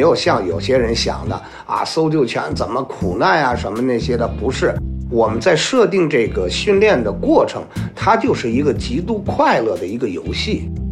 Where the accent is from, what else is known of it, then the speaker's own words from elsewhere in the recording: Beijing, China; 我来自北京，我是一名搜救犬，训犬师